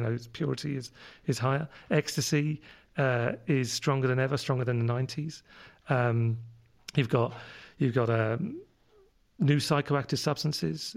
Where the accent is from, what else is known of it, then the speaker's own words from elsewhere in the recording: London, United Kingdom; accent: London; moved away; my London accent comes from living over in London when I was, where I was born, uh, fifty years ago